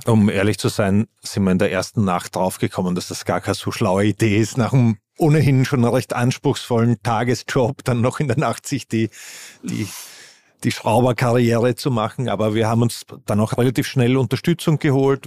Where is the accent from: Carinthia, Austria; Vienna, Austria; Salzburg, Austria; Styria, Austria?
Vienna, Austria; Ich bin Wiener